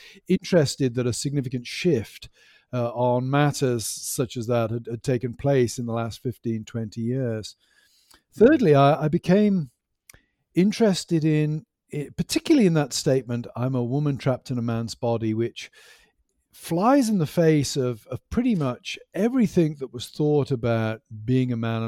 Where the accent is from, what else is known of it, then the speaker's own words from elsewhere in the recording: Stroud, South West England, United Kingdom; No, I'm from the United Kingdom, specifically from England. I grew up in the West Country over in Gloucestershire near a town called Stroud.